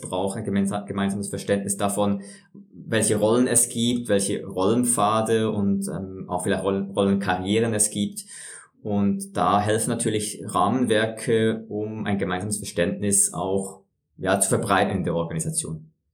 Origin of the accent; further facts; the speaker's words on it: Switzerland; bei uns in der Schweiz